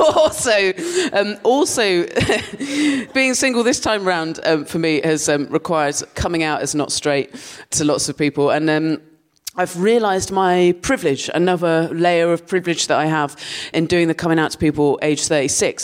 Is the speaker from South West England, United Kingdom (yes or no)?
yes; Dorset, South West England, United Kingdom; moved away as an adult; now in London, United Kingdom; I grew up in Dorset and um, I lived there till I was 18